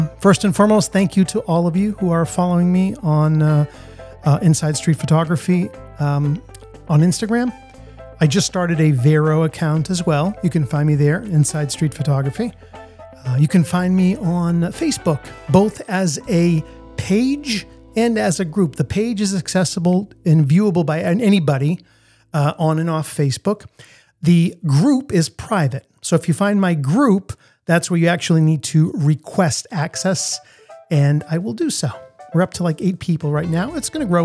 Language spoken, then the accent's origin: English; Italy; also born or lived in United States; now in Boston, United States; I had the fortune of being born here, but I also grew up in a different country. I grew up in Italy